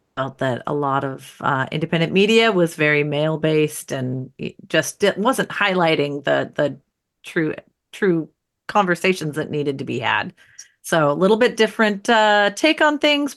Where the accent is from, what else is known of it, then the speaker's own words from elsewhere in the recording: United States; as an American citizen